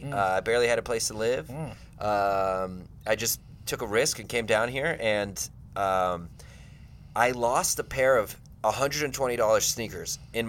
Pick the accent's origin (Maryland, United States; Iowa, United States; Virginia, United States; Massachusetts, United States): Virginia, United States; Northern; now in Phoenix, United States; I'm from Northern Virginia, which is Northern basically Virginia.